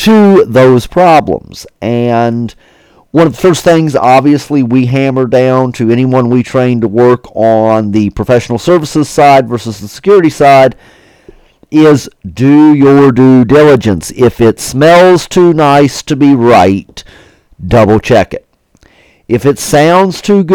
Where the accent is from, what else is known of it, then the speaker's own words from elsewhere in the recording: West Virginia, United States; the great state of West Virginia. And guys, I get to enjoy seeing my home state.